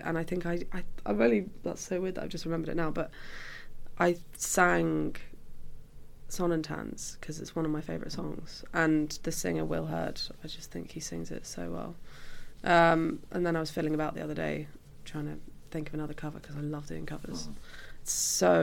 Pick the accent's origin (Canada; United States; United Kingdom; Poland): United Kingdom; Lake District, North West England; I'm from the Lake District